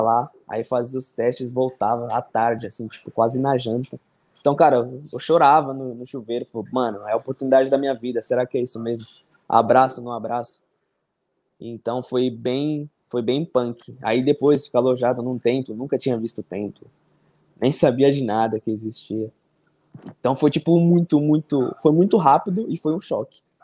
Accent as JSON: {"language": "Portuguese", "region": "São Paulo", "country": "Brazil", "moved": "as an adult", "lives_now": "Taiwan", "said": "Sou de São Paulo, São Paulo, Zona Norte"}